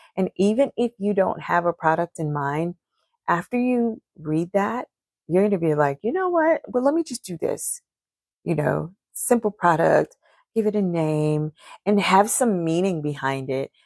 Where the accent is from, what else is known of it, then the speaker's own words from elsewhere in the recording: Charleston, United States; I'm from Charleston